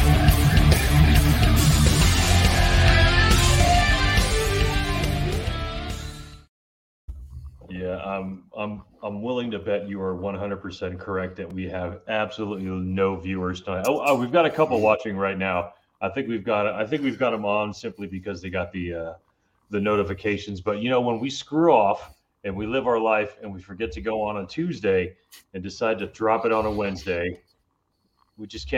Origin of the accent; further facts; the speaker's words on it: Miami, Florida, United States; growing up in Miami